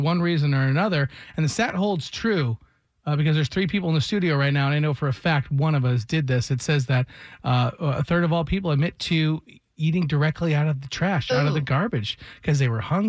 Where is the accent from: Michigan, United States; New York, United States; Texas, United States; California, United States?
Michigan, United States; I'm from Michigan